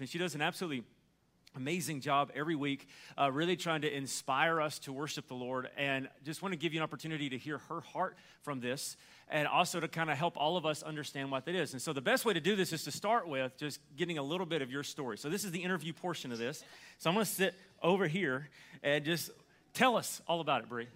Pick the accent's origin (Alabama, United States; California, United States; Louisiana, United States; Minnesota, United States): Alabama, United States; because I'm from Alabama